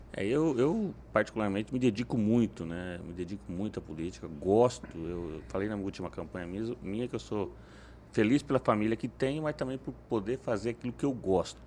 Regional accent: Paraná, Brazil; Família religiosa, o Paraná um todo era uma, uma tradição muito forte, né? Da família de origem italiana

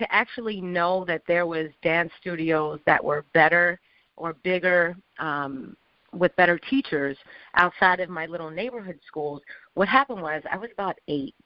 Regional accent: Philadelphia, Pennsylvania, United States; moved away as an adult; also born or lived in New York; I grew up in South Philadelphia originally

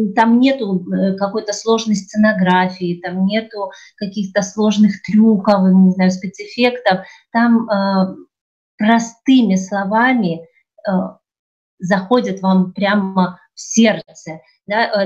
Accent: Ukraine; moved away as an adult; also born or lived in Turkey; now in Kemer, Turkey; я родом из Украины.

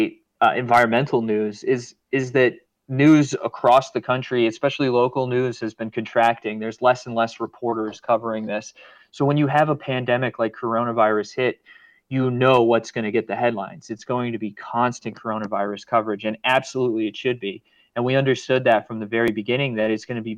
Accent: Rhode Island, United States; moved away; also born or lived in Boston / Maryland; I grew up in Rhode Island, went to school in Boston

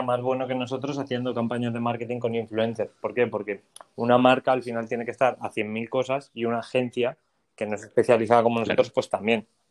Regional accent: Valencia, Valencian Community, Spain; moved away as an adult; also born or lived in Finland; now in Madrid, Spain; yo soy de Valencia

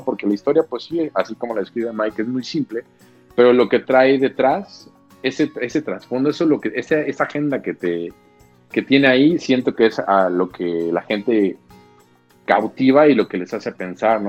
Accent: a town in Guanajuato, Mexico; mi pueblo guanajuatense, en el que crecí de setenta mil habitantes

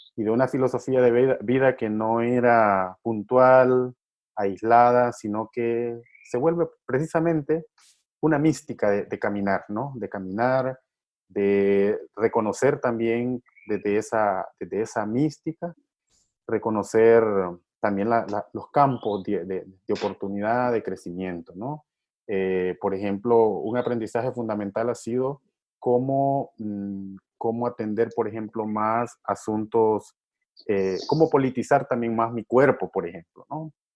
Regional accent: Honduras; now in El Salvador; desde niño, yo crecí también en un momento de represión, porque bueno, yo nací en Honduras, pues a la par de aquí del Salvador

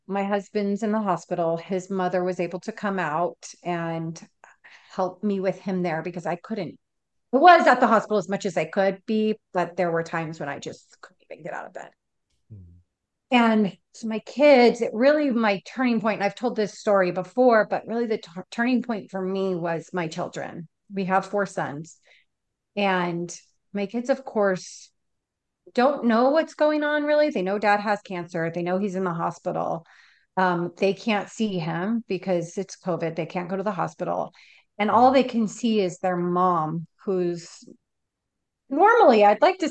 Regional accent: Southern California, United States; moved away as an adult; now in Florida, United States; we're originally from Southern California, and we'd moved to Florida in December of 2019

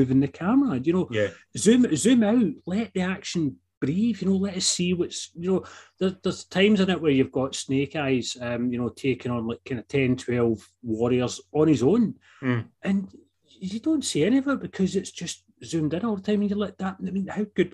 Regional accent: United Kingdom; we're not American

